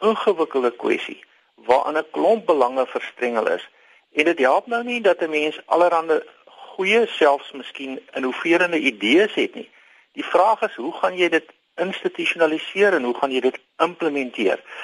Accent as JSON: {"language": "Afrikaans", "country": "South Africa", "said": "ons as Suid-Afrikaners"}